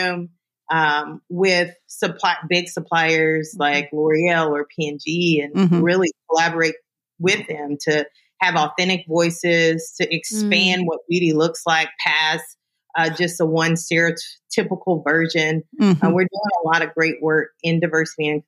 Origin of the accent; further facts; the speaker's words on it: North Little Rock, Arkansas, United States; also born or lived in Louisiana; I grew up in Arkansas in the central part of the state, North Little Rock